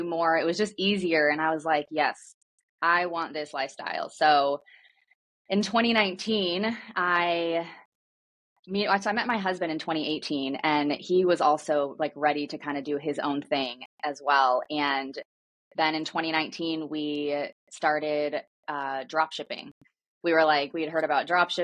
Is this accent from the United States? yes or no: yes; Midwest, United States; I grew up in the Midwest